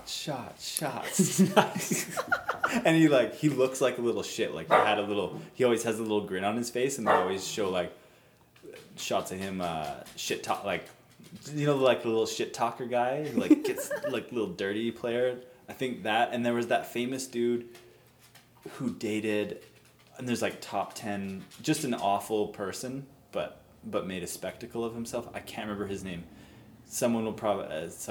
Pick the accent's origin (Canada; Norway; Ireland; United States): Canada; we're Canadian